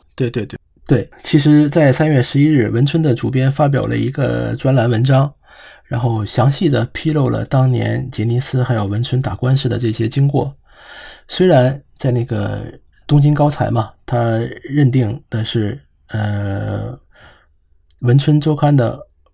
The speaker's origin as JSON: {"language": "Chinese", "country": "China", "moved": "yes", "lives_now": "Japan", "said": "作为中国人"}